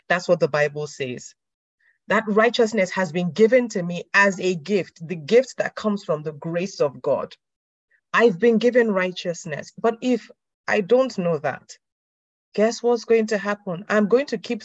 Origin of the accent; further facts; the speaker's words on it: Nigeria; moved away; I'm from Nigeria, so there are a lot of things that they do in the Christendom in Nigeria, at least from a Nigerian background. I don't live in Nigeria, but I'm from a Nigerian background